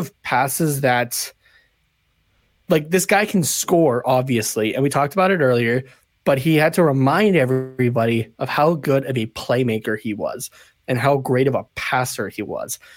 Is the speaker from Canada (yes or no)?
yes; Canada; as a Canadian